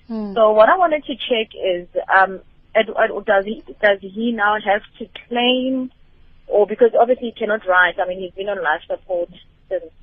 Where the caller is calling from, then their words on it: Cape Town, Western Cape, South Africa; Good evening. Um, I'm calling from Cape Town.